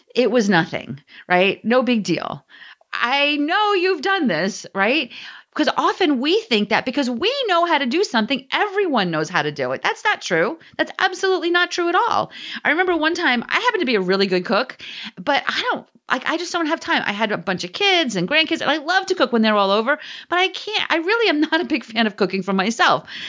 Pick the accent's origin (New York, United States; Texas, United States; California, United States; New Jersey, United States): New Jersey, United States; I'm from New Jersey